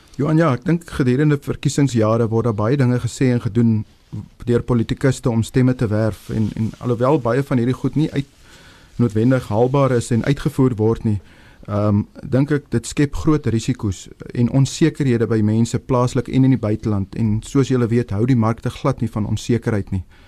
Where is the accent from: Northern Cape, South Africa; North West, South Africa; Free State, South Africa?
Northern Cape, South Africa; Upington; moved away; ek kom oorspronklik van Appington af